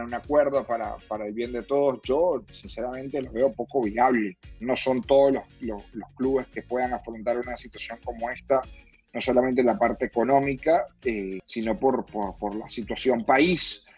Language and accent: Spanish; Venezuela; now in Miami, United States; más allá de que sea venezolano o, desear que le haya bien a Venezuela